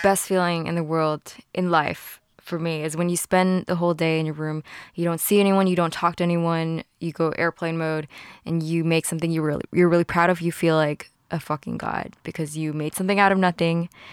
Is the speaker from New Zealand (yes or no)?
no; Hong Kong; growing up in Hong Kong